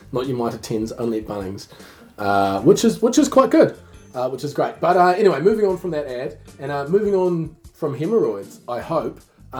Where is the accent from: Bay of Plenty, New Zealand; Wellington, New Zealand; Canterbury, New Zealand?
Bay of Plenty, New Zealand; Tauranga; we're both from Tauranga